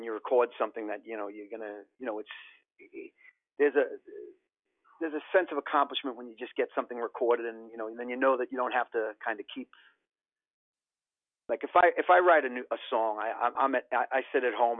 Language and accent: English; New York City, New York, United States; also born or lived in Rockaways, Queens; I grew up in Howard Beach and I lived in the Rockaways for a long time.